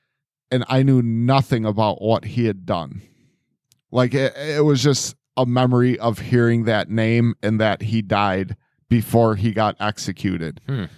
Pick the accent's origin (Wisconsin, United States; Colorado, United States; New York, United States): Wisconsin, United States; I'm from Wisconsin, bitch.